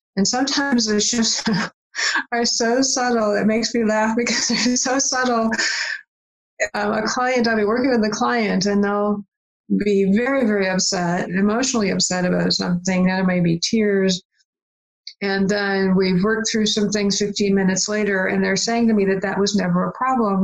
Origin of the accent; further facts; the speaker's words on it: Michigan, United States; also born or lived in Virginia; here's a woman from michigan saying y- y'all because i lived in virginia for a while too